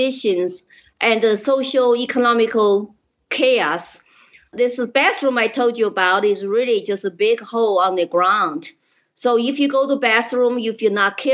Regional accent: Chengdu, Sichuan, China; English is a second language; moved away as an adult; now in Colorado, United States; I was born in Chengdu, Sichuan province, 2 years before Mao's Cultural Revolution.

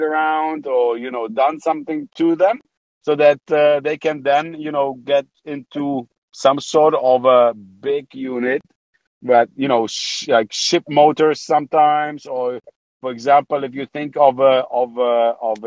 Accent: Germany; moved away as an adult; also born or lived in Poland / United Kingdom / Saudi Arabia; now in Amsterdam, Netherlands; So I was born in Poland. I moved to Germany when I was six. Grew up in Germany

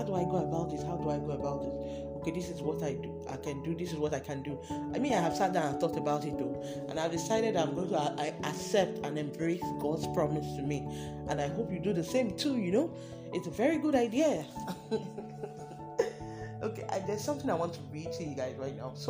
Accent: Delta, Nigeria; I'm from Delta State

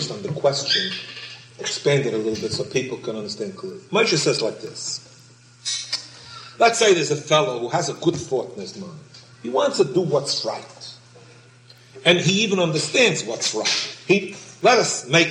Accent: New York City, New York, United States; I was born in Brooklyn

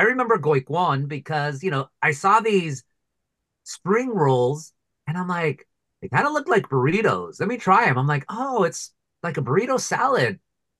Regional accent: Anaheim, California, United States; born and raised in Anaheim

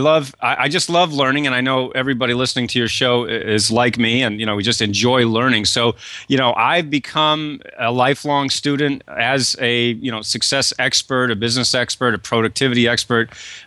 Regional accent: Kennebunkport, Maine, United States; I grew up in Kennebunkport, Maine, and you're there in Portland.

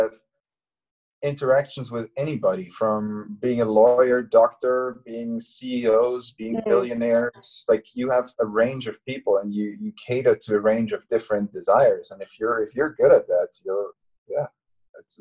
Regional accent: Austria; now in Hong Kong; my hometown in Austria

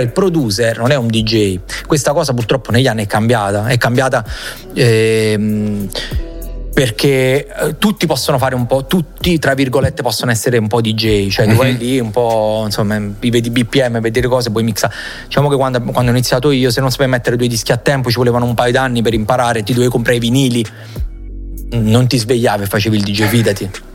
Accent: Salerno, Campania, Italy; sono di Salerno come me

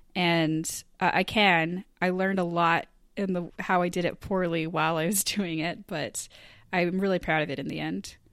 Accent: Eastport, Maine, United States; moved away; my hometown of Eastport, Maine. And it was really important to me to do because I grew up around Stage East

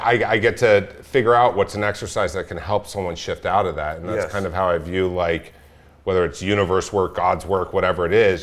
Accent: Orange County, California, United States; I grew up actually about 5 miles from here, from where we are right now

